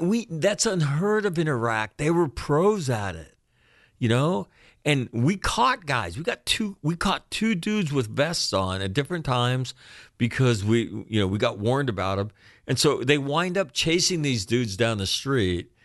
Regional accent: United States; as an American kid

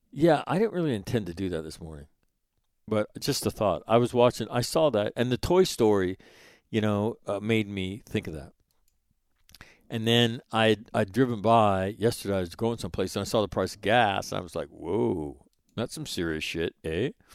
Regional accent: Sacramento, California, United States; forty-three fifty-one Stonehenge Way is where I grew up in Sacramento, California

